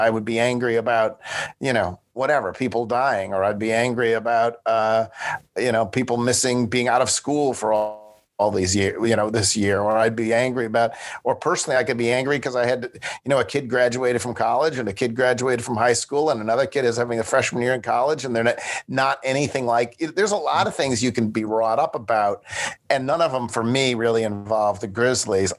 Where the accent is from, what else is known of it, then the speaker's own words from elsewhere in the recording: Buffalo, New York, United States; now in Memphis, United States; I was growing up in Buffalo